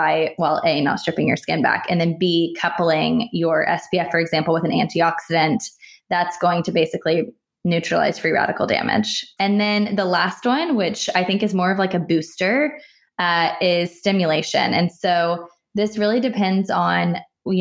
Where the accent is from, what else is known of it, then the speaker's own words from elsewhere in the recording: United States; I'm American